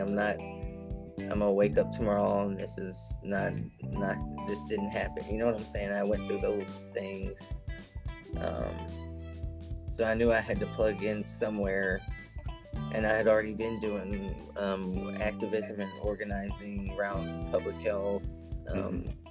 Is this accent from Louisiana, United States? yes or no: yes; Shreveport, Louisiana, United States; moved away as an adult; also born or lived in Oklahoma / New Orleans; now in Arkansas, United States; I was born in Oklahoma, but I grew up in Louisiana around the Shreveport area.